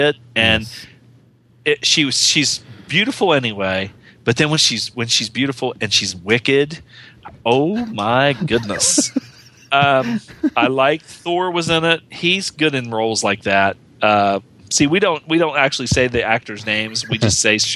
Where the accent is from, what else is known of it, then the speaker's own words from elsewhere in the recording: West Virginia, United States; They don't think I sound Southern and I'm from West Virginia